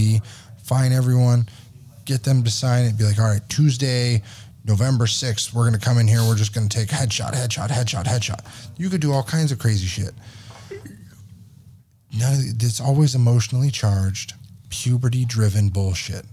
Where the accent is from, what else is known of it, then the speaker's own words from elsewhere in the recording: California, United States; We're from California